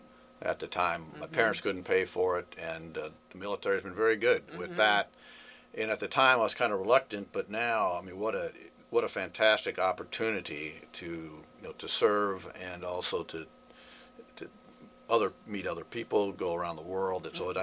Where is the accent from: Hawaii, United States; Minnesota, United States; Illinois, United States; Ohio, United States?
Illinois, United States; outside of Chicago; moved away as an adult; Originally from Illinois, outside of Chicago.